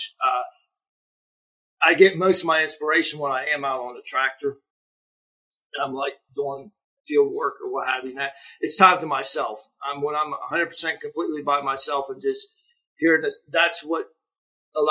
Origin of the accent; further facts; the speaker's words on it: Cadiz, Ohio, United States; accent: Yinzer; I grew up, you know, Steubenville was only like 28 minutes from Caddis